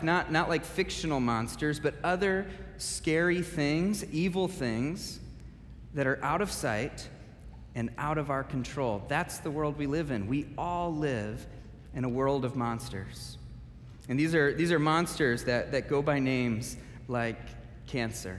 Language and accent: English; Michigan, United States; now in Wheaton, United States; I grew up in Michigan